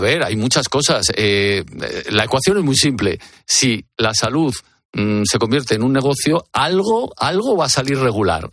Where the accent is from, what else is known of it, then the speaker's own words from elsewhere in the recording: Madrid, Community of Madrid, Spain; el barrio de Carabanchel, que es mi barrio donde yo nací